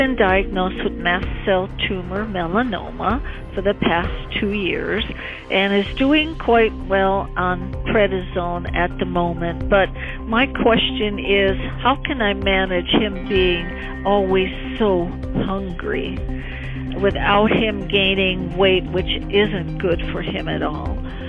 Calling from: Calgary, Alberta, Canada; I'm calling from Calgary, Alberta, Canada

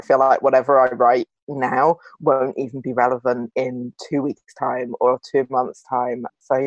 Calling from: London, United Kingdom; I'm calling from my bedroom in Islington.

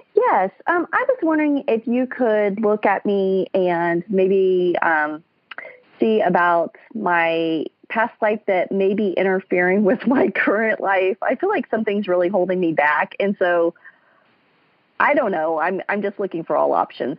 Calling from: Kansas City, United States; I am calling from Kansas City.

